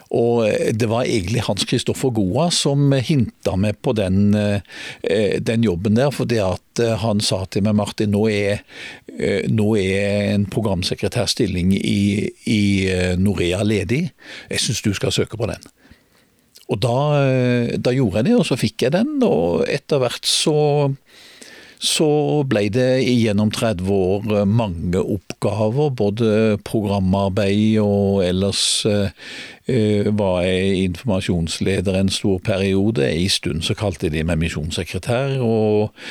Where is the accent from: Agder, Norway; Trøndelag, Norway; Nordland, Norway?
Agder, Norway; Grimstad; born or raised there; also born or lived in Oslo